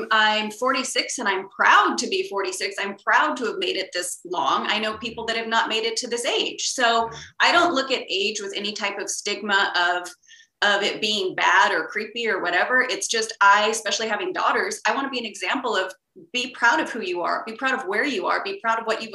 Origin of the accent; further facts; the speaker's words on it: Sacramento, California, United States; moved away as an adult; also born or lived in Hawaii; now in Los Angeles, United States; I grew up in Sacramento